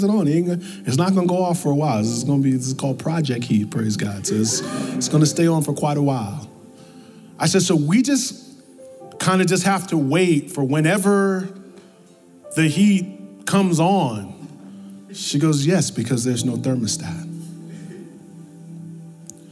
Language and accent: English; New York, United States; moved away; also born or lived in the South; I'm from New York